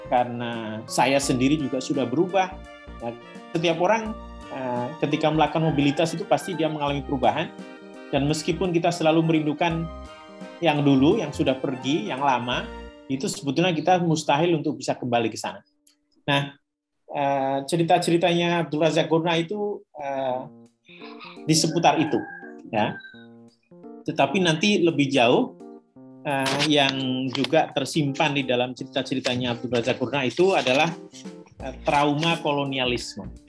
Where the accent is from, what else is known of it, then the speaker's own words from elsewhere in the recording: Cilacap, Central Java, Indonesia; now in Yogyakarta, Indonesia; Ya saya saya orang Cilacap, tapi sekarang saya tinggal di Jogja